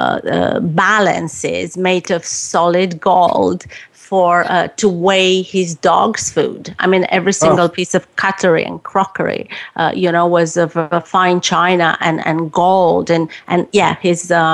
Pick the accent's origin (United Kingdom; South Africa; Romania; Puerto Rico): Romania; moved away as an adult; growing up in Romania